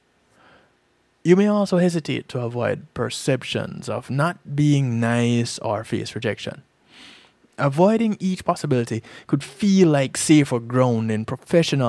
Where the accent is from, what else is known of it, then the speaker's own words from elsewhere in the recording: Jamaica; We Jamaicans are very familiar with bad mind